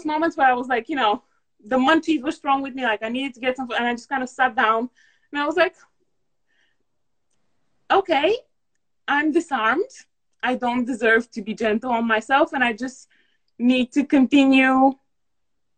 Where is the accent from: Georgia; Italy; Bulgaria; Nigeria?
Bulgaria; now in United Kingdom; I'm originally Bulgarian